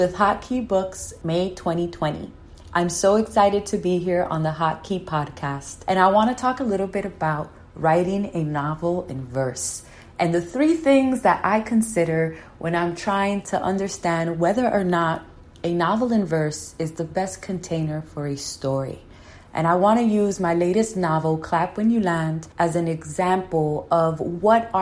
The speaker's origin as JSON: {"language": "English", "town": "New York City", "region": "New York", "country": "United States", "tie": "born or raised there", "said": "I was born and raised in New York"}